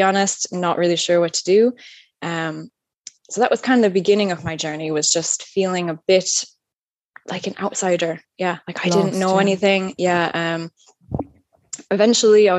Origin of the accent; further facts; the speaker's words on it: upstate New York, United States; moved away as an adult; now in Ireland; As you can probably tell from my accent, I'm not originally from Ireland. I'm from upstate New York in a really small rural town. So I've been living here now, 12 years.